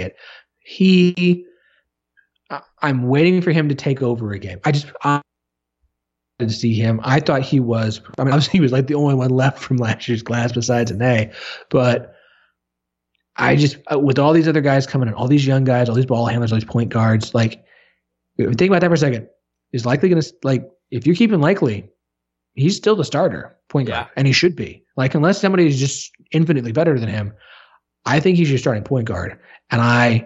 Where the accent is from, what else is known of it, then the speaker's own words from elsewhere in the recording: Tulsa, Oklahoma, United States; I grew up in Tulsa